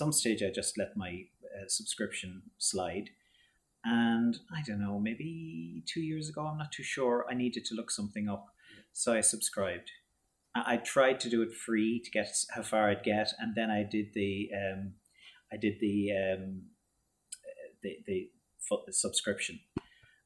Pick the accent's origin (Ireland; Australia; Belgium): Ireland; Baltinglass, Leinster; I'm from Baltinglass, and in the West